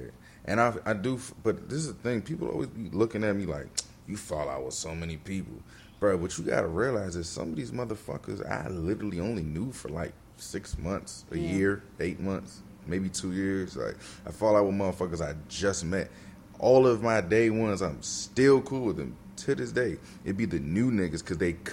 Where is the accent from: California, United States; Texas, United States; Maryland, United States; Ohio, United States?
Maryland, United States; Bowie; I came from Bowie, Maryland